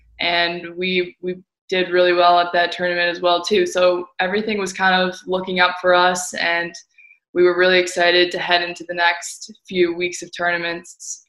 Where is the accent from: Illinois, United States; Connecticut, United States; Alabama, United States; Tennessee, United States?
Illinois, United States; Winnetka; I am currently in my hometown, Winnetka, Illinois, in the northern suburbs of Chicago.